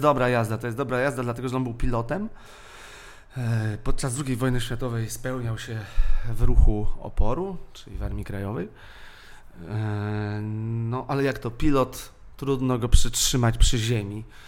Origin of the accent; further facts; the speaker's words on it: Warsaw, Masovian Voivodeship, Poland; ja jestem ze Śródmieścia